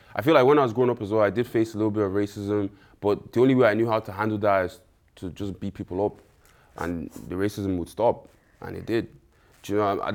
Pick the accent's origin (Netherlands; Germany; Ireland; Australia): Ireland; also born or lived in Nigeria; moved to Ireland when I was, like, three, and then I just grew up in Ireland since